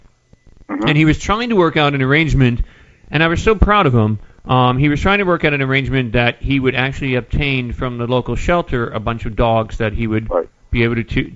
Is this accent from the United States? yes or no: yes; the Poconos, Pennsylvania, United States; I come from Amish country, actually, up in the Poconos, the Northeast